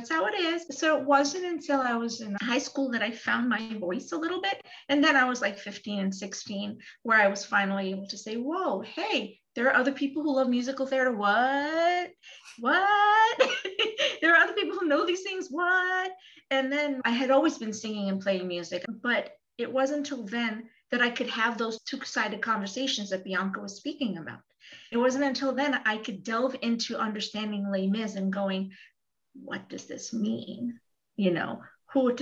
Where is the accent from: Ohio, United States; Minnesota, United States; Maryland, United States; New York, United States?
New York, United States; I'm from New York